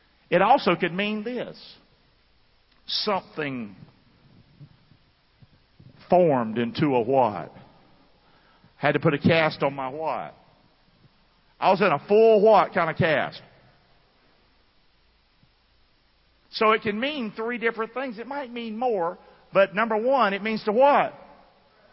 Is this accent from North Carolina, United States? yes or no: yes; Rockingham, North Carolina, United States; I grew up in Rockingham, North Carolina